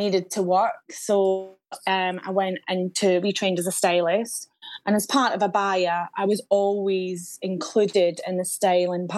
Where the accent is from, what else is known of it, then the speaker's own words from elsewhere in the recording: Scotland, United Kingdom; moved away as an adult; also born or lived in London; now in Cheltenham, United Kingdom; I'm Scottish.